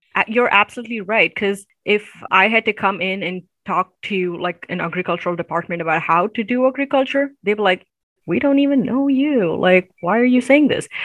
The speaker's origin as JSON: {"language": "English", "town": "Chennai", "region": "Tamil Nadu", "country": "India", "moved": "yes", "lives_now": "United States", "said": "I am from the southern part of India. It's um, in the state of Tamil Nadu. Uh, so Tamil is the language we speak, and Nadu means the land of Tamil-speaking people. And so I'm in the capital city, Chennai"}